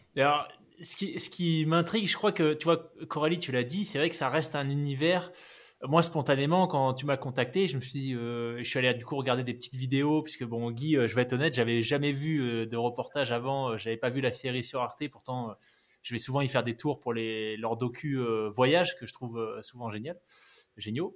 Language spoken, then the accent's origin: French; New Caledonia; j'ai grandi en Nouvelle-Calédonie